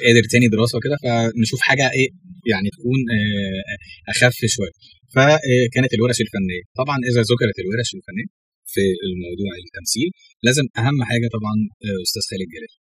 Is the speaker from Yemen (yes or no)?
no; Sohag, Sohag Governorate, Egypt; moved away as an adult; now in Cairo, Egypt; انا مش من القاهره اصلا انا من الصعيد من سوهاج